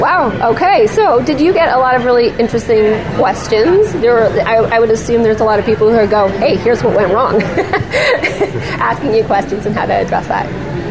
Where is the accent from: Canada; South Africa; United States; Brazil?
Canada; near Edmonton, Alberta; now in Victoria, Canada; I grew up just near Edmonton when I was a kid, and I live in Victoria now